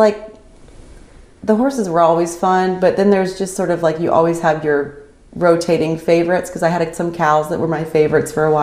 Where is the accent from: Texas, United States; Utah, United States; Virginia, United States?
Virginia, United States; Winchester; I was born in Winchester, Virginia.